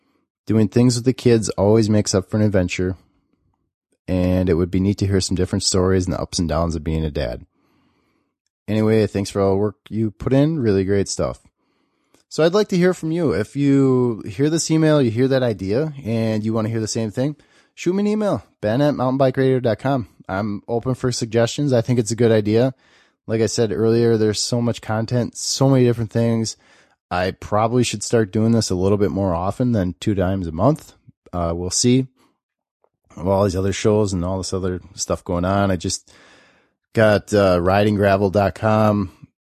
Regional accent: Alaska, United States; moved away as an adult; now in Durango, United States; I'm a mountain bike addict, and I'm from Durango, Colorado, after spending my first 32 years in Alaska.

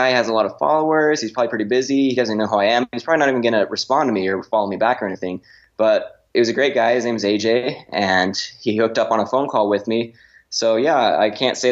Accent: Arizona, United States; I grew up in Arizona, went to school at BYU to study advertising

